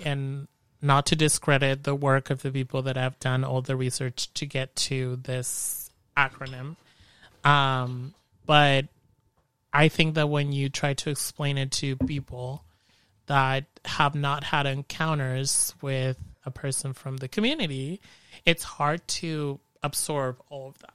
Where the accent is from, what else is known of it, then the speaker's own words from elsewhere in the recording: Mexico; moved away as an adult; also born or lived in San Jose / Bay Area; now in Modesto, United States; whenever I go back to Mexico to my hometown